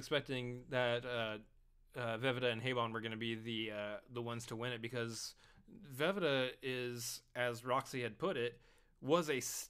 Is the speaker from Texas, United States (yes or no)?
yes; Texas, United States; We're from Texas, as you can tell.